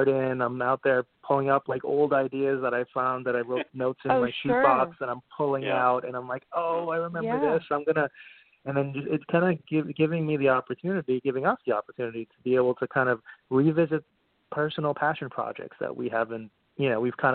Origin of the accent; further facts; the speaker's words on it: Montreal, Quebec, Canada; moved away as an adult; now in New York, United States; I'm originally from Montreal, Canada, and I went to film school there in Concordia University